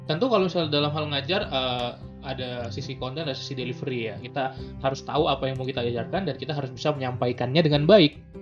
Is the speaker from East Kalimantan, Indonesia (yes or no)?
no; Medan, North Sumatra, Indonesia; moved away as an adult; now in Bandung, Indonesia; gue merasa gue pingin nanti di Bandung harus ngajar gitu ya gue akan merantau dari Medan ke Bandung